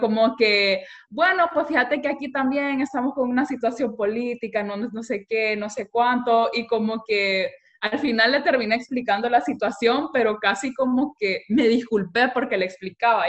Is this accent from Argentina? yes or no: no; Honduras; moved away; also born or lived in Europe; yo como hondureña